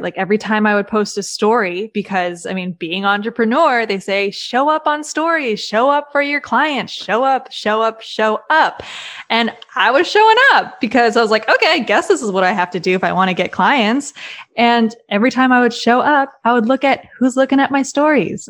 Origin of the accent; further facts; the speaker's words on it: Maryland, United States; moved away as an adult; also born or lived in Los Angeles; now in Nashville, United States; I'm originally from Maryland.